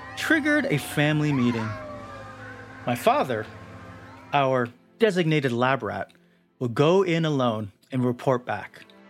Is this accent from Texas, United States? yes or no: no; Southern California, United States; I grew up in Southern California, only 15 minutes away from Disneyland